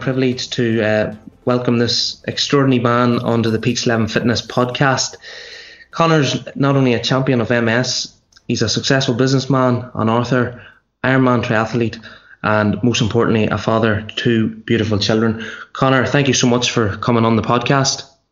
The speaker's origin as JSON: {"language": "English", "town": "Cookstown", "region": "Northern Ireland", "country": "United Kingdom", "tie": "born or raised there", "said": "my hometown, Cookstown"}